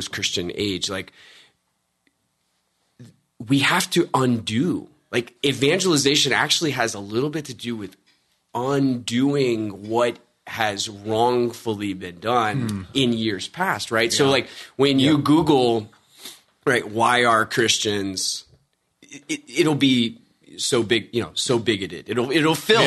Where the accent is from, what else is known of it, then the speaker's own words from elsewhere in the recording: Texas, United States; I'm from Texas